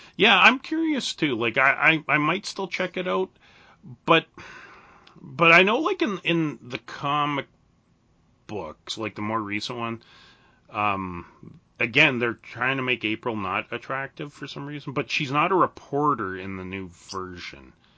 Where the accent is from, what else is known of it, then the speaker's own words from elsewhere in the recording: Canada; being Canadian